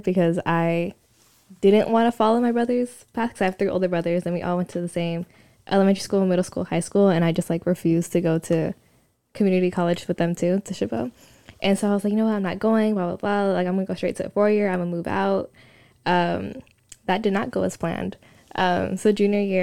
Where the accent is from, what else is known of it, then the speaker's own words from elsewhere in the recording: San Leandro, California, United States; moved away as an adult; I'm from California. I grew up there with my siblings and my family.